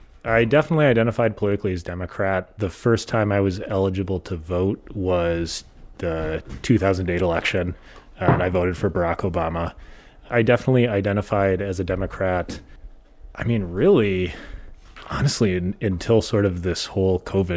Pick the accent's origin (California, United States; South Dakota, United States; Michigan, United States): South Dakota, United States; also born or lived in Minnesota; I grew up in kind of all over the Midwest, but mostly rural South Dakota and rural Minnesota.